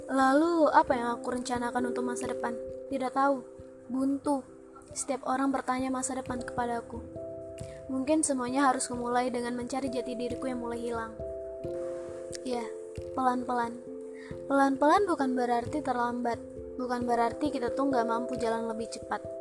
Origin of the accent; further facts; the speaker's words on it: Aceh, Indonesia; Aku berasal dari Provinsi Aceh. Wow, jauh ya? Iya, ujung ke ujung. Ujung Sumatera ketemu ujung Sumatera.